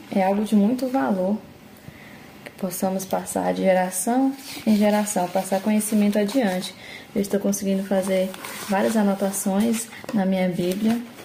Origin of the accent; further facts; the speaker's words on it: Itumbiara, Goiás, Brazil; eu sou de Tumbiara, Goiás.